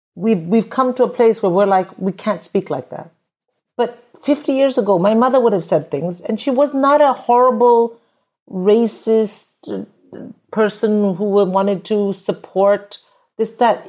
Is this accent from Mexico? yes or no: no; India; moved away as an adult; I grew up in India where getting married and having a kid is just, it's just the done thing